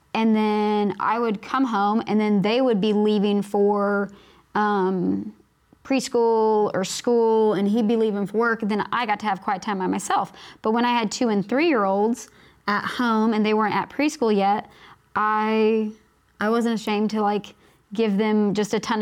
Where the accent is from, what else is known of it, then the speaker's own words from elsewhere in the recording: Kansas, United States; now in Texas, United States; we're from Kansas, where you have beautiful yards